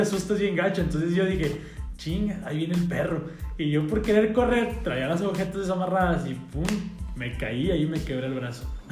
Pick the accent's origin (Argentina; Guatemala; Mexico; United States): Mexico; Cuatro Ciénegas, Coahuila; yo soy de Cuatro Ciénegas